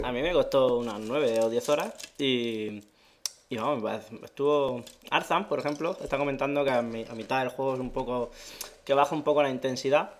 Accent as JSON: {"language": "Spanish", "region": "Region of Murcia", "country": "Spain", "said": "me considero murciano."}